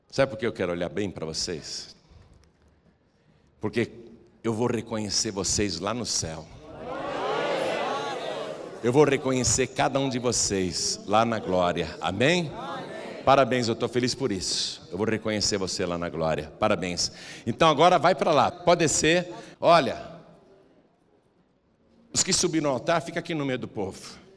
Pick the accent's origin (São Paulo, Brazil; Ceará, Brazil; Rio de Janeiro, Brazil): Ceará, Brazil; Aí eu descobri que eu sou cearense.